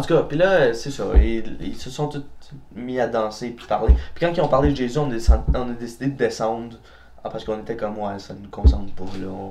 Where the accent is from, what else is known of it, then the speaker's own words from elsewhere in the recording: Gatineau, Quebec, Canada; on vient de Gatineau